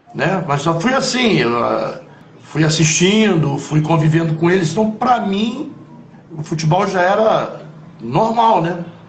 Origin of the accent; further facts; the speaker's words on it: Rio de Janeiro, Brazil; eu nasci em Copacabana, na Sá Ferreira.